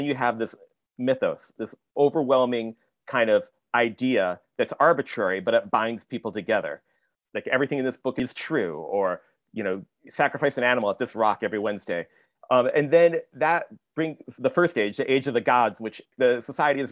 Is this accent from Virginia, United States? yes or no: no; Michigan, United States; I grew up in Michigan